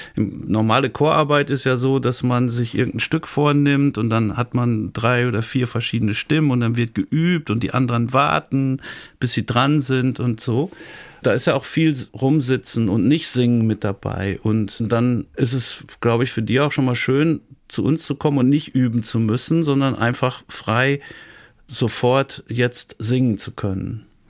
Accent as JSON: {"language": "German", "town": "Dortmund", "region": "North Rhine-Westphalia", "country": "Germany", "tie": "born or raised there", "moved": "as an adult", "lives_now": "Siegen, Germany", "said": "gebürtiger Dortmunder"}